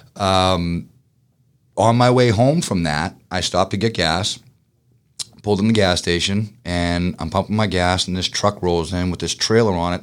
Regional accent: Boston, Massachusetts, United States; moved away as an adult; now in Georgia, United States; I'm a Bostonian, I'm fast-paced

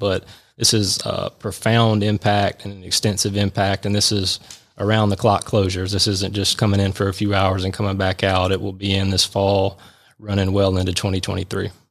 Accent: Milledgeville, Georgia, United States; moved away as an adult; now in Atlanta, United States; Georgia College and State University in Milledgeville, which is also my hometown, so about two hours south of here, growing up in middle Georgia

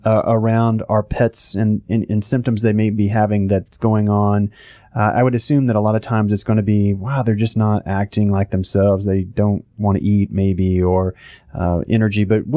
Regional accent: Oklahoma, United States; now in Georgia, United States; I know I came here from Oklahoma, never really had trouble with allergies.

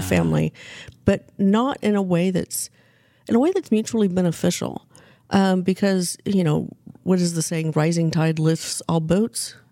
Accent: Wichita, Kansas, United States; now in Northwest Arkansas, United States; I grew up in Wichita, Kansas, and became a grown up in Northwest Arkansas

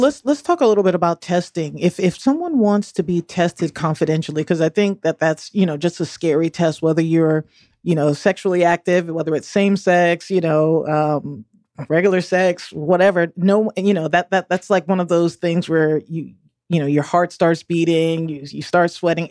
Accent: the North, United States; I'm a Northerner

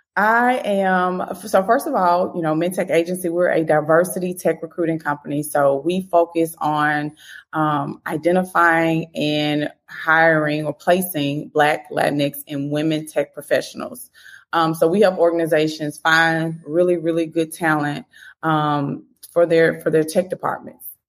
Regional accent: Memphis, Tennessee, United States; I'm from Memphis

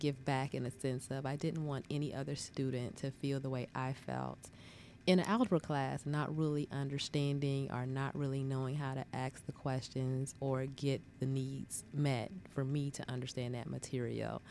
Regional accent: Charleston, South Carolina, United States; moved away as an adult; also born or lived in Orangeburg, South Carolina; now in Atlanta, United States; I'm originally from Charleston, South Carolina, and I've been living here for those 22 years after undergrad

